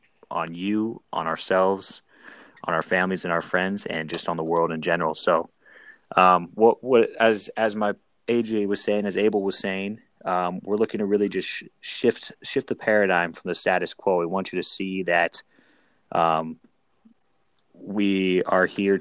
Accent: San Diego, California, United States; moved away; also born or lived in San Francisco Bay Area / San Luis Obispo; I grew up in San Diego.

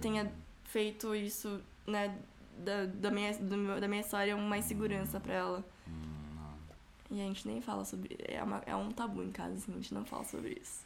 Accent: São Paulo, Brazil; eu, fui criada, nasci, fui criada na, na Zona Leste

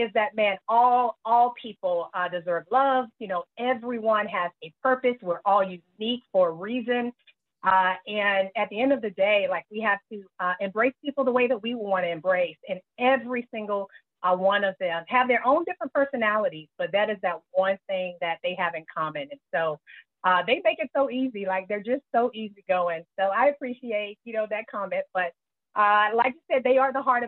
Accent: Greenville, South Carolina, United States; born or raised there; moved away

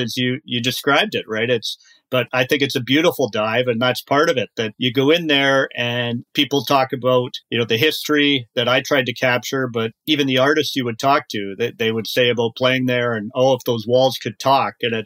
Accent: Kitchener, Ontario, Canada; moved away as an adult; now in Toronto, Canada; I grew up in Kitchener-Waterloo

